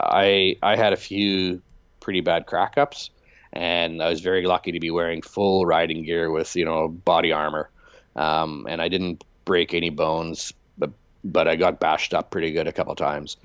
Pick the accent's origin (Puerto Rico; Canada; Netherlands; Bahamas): Canada; Canadian Prairies; moved away as an adult; also born or lived in Chicago; growing up Mennonite on a turkey farm in, in the Canadian prairies